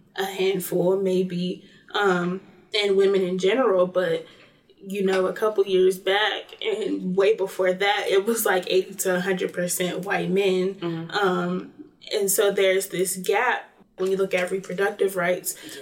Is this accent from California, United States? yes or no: no; Greensboro, North Carolina, United States; I'm from Greensboro, North Carolina